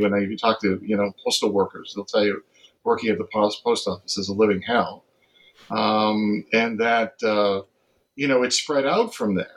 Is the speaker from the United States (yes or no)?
yes; Massachusetts, United States; I grew up in Massachusetts